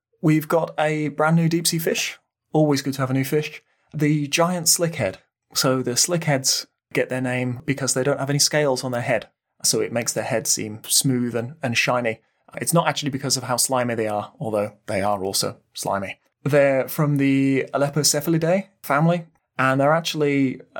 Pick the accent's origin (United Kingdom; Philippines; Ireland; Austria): United Kingdom; Midlands; We're from the Midlands